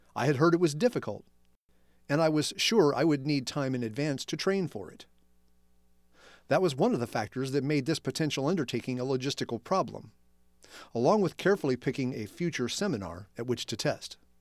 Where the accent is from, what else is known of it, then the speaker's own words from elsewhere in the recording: Evansville, Indiana, United States; my hometown of Evansville, Indiana is more than six hours south of Chicago